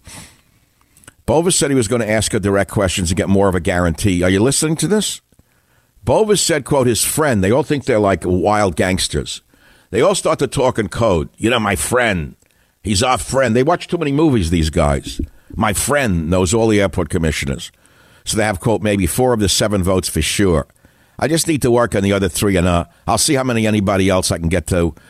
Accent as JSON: {"language": "English", "town": "New York City", "region": "New York", "country": "United States", "moved": "yes", "lives_now": "San Francisco, United States", "said": "I'm originally from New York City"}